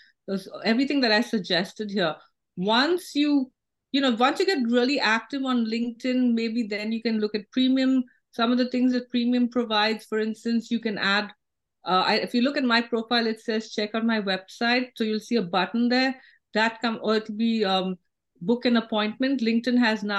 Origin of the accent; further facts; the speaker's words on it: India; now in United States; I went to San Francisco in the morning as an Indian citizen, and then I was leaving as a U.S. citizen.